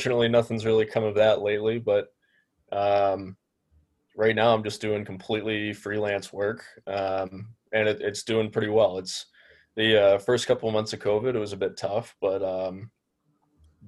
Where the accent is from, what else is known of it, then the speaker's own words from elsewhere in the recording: Pittsburgh, Pennsylvania, United States; moved away as an adult; also born or lived in Detroit area, Michigan; now in Detroit, United States; I'm initially from Pittsburgh. Grew up a Pens fan, and then for college, I ended up moving out to the Detroit area